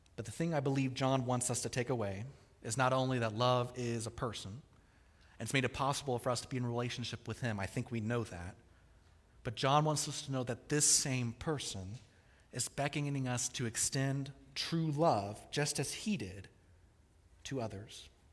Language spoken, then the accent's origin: English; Kansas City, Missouri, United States; I grew up in Kansas City, the barbecue capital of the world.